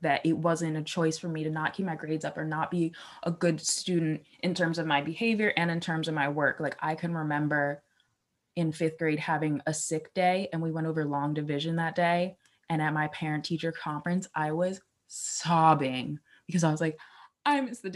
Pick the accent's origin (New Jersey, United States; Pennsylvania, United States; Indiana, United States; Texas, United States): Pennsylvania, United States; Philadelphia; I grew up in Philly.